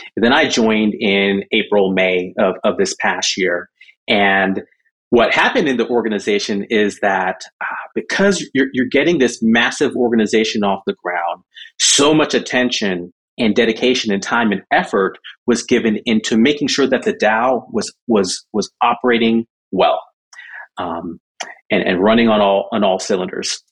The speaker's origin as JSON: {"language": "English", "region": "Southern California", "country": "United States", "tie": "born or raised there", "also_born_or_lived": "Jamaica / Michigan", "said": "from Jamaica, we moved to Michigan, Michigan to Southern California. That's kind of where, uh, where I, where I grew up"}